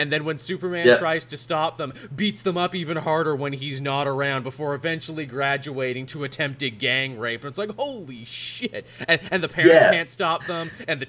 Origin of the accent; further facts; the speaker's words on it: Canada; I am forever forced to explain American history to Americans as a Canadian.